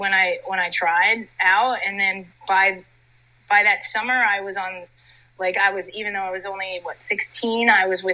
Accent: Princeton, New Jersey, United States; I grew up in Princeton, New Jersey, and my mother is Dutch, so soccer was in my blood

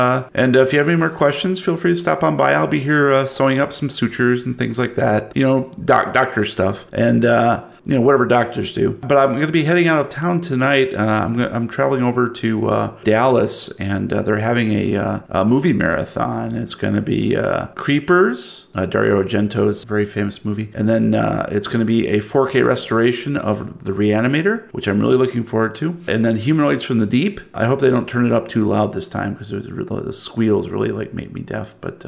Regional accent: Canada; No, it's not because I'm Canadian.

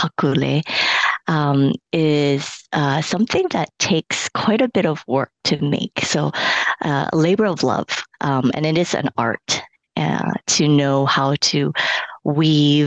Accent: Hawaii, United States; first language Cantonese; English is a second language; also born or lived in Hong Kong; I'm born and raised in Hawaii

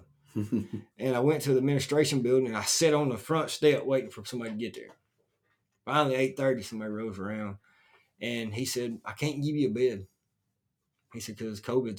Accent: North Alabama, United States; I'm from North Alabama, right there at the northwest corner

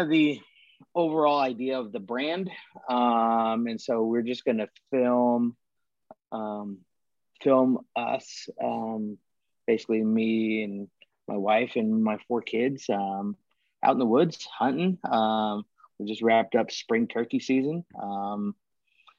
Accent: Alta, California, United States; Growing up in Alta, Tahoe area

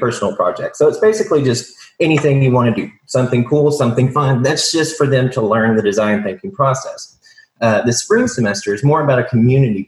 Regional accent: Tyler, Texas, United States; moved away as an adult; also born or lived in Fayetteville, Arkansas; I'm from Tyler, Texas, East Texas

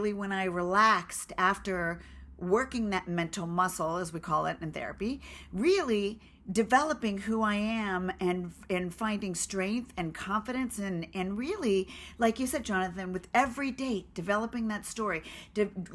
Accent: Los Angeles, California, United States; we're from Los Angeles

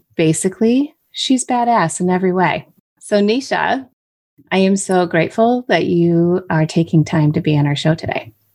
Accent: Michigan, United States; Michigan is my home state

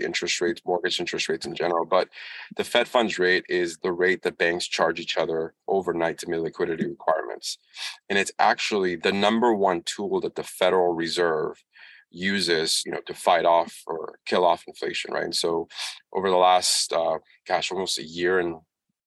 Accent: Washington, District of Columbia, United States; I'm from Washington, D.C., obviously the United States

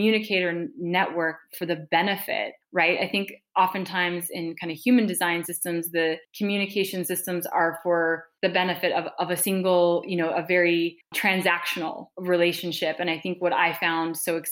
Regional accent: Montana, United States; I'm a fifth generation Montanan. I grew up in Montana

